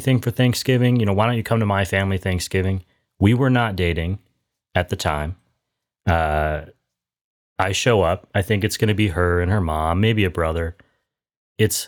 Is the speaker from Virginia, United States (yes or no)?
no; Wisconsin, United States; now in San Diego, United States; I was born in Wisconsin